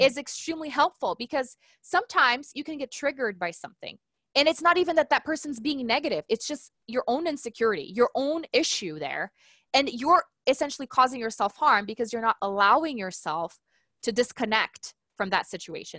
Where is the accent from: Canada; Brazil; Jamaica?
Brazil; now in United States; I was in Brazil, I'm from Brazil, and I was actually in school